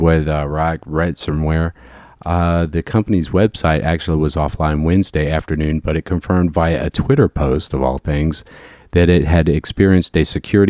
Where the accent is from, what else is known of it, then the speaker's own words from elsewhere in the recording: Jacksonville, United States; moved away; also born or lived in Chicago; back in my hometown